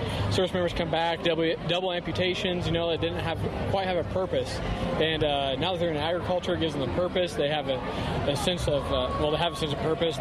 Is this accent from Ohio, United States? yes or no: no; Illinois, United States; I'm from Illinois. We have a 300-acre organic farm there